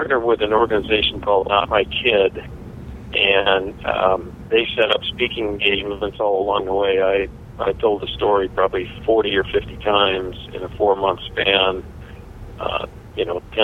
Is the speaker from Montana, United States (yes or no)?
yes; Kalispell, Montana, United States; now in Gilbert, United States; I grew up in Kalispell